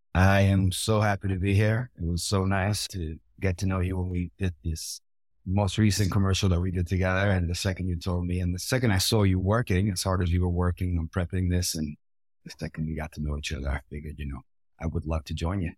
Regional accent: Puerto Rico; I grew up in Puerto Rico

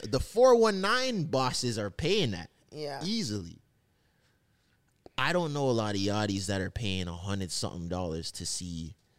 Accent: Jamaica; now in Toronto, Canada; as a Jamaican

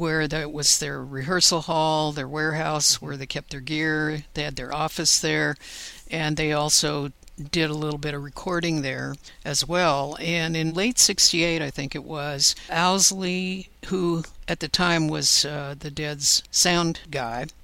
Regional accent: Paris, Île-de-France, France; moved away; I was born in Paris, and I have a real heartfelt attachment to it

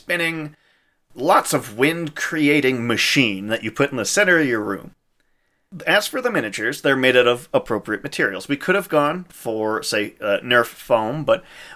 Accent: Saskatchewan, Canada; now in Calgary, Canada; I'm from Saskatchewan originally

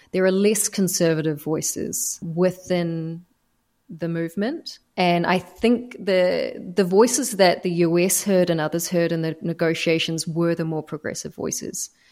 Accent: New Zealand; moved away as an adult; also born or lived in Doha, Qatar; by being a New Zealander

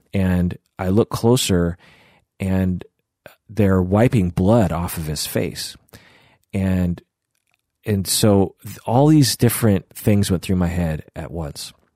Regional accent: United States; just because my face looks Asian does not make me not American. You know, I am firmly American

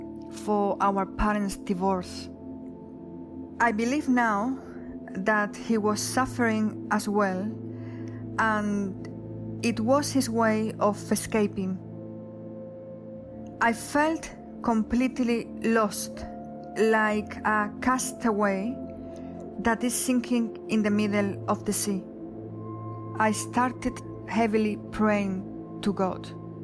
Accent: Huelva, Andalusia, Spain; English is a second language; moved away; I was living in Huelva, my hometown, a city in the south of Spain.

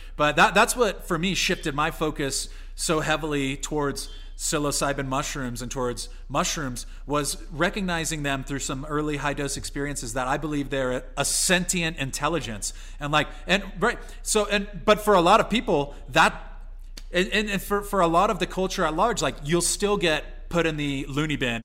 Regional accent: San Diego, California, United States; I'm from California and San Diego specifically

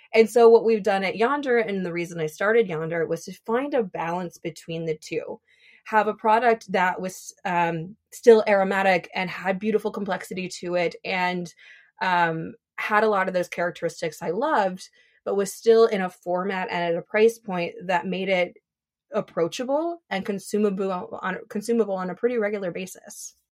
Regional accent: Minnesota, United States; moved away as an adult; now in Seattle, United States; I'm from Minnesota, and so when I moved to Seattle

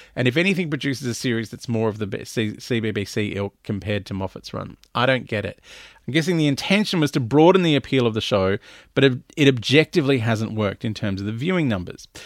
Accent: Melbourne, Victoria, Australia; now in Sydney, Australia; I grew up in Melbourne where it gets down to zero

